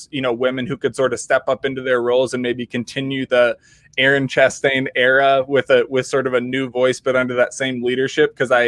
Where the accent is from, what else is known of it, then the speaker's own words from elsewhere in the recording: Minnesota, United States; if you're stuck in the Midwest as a Minnesotan